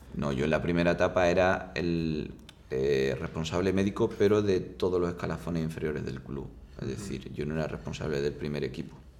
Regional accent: Seville, Andalusia, Spain; soy de Sevilla

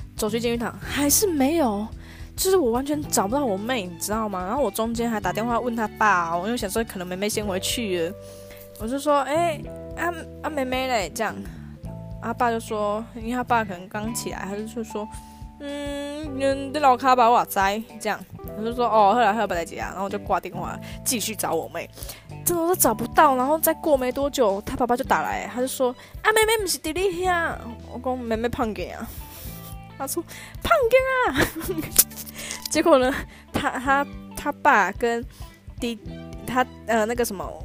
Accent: countryside near Beigang, Yunlin County, Taiwan; 我们那边是乡下地方，其实真的没有什么好逛的，所以我们都会搭公车到嗯。北港

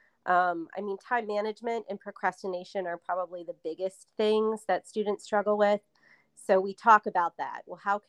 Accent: Madison, Virginia, United States; moved away as an adult; now in Charlottesville, United States; I'm from Madison originally

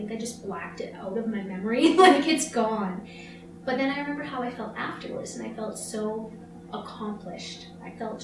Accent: Canada; we promised we're Canadian. We've only seen snow like our entire lives.

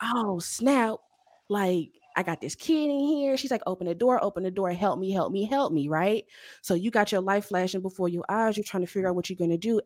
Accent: Louisiana, United States; also born or lived in Chicago; now in Dallas, United States; I grew up in Louisiana, spent 15 years in Chicago.

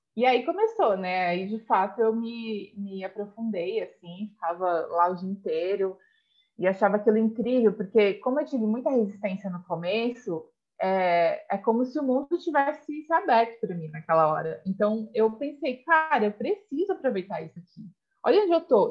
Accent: Alumínio, São Paulo, Brazil; now in São Paulo, Brazil; eu sou do interior de São Paulo, como você sabe, da cidade de Alumínio

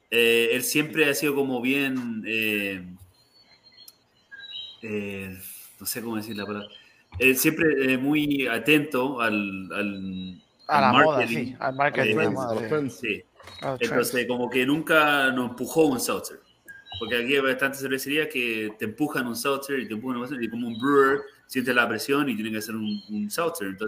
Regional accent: Miami, Florida, United States; Eh, somos todos nosotros de Miami, entonces distintas partes del mundo, ¿no? Pero la mayoría latino.

